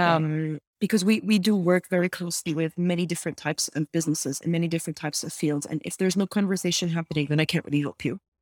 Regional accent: Lebanon; born or raised there; now in Montreal, Canada

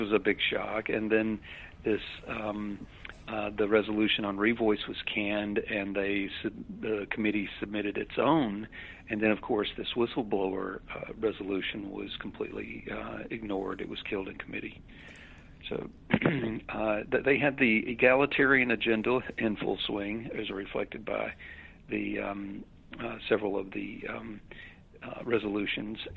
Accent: Birmingham, Alabama, United States; Birmingham, which is my hometown

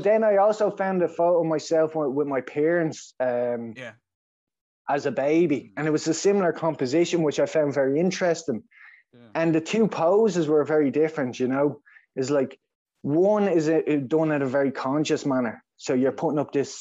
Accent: Dublin, Leinster, Ireland; accent: Dublin; I grew up in Dublin.

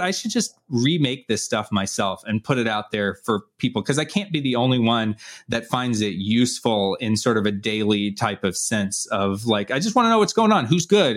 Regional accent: Atlanta, Georgia, United States; I'm from Atlanta

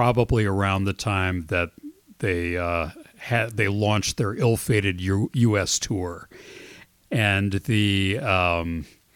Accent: Michigan, United States; we grew up in Michigan

